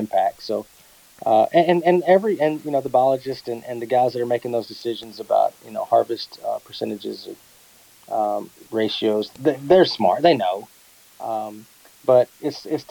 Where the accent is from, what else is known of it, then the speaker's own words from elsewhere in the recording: Texas, United States; I live in Texas. I'm from Texas, but I'm not a cowboy